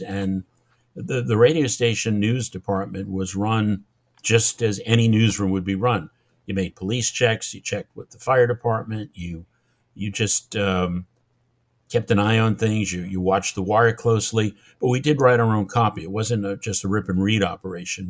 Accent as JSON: {"language": "English", "region": "Massachusetts", "country": "United States", "also_born_or_lived": "Long Island, New York", "accent": "Massachusetts", "moved": "as an adult", "said": "I'm from Massachusetts"}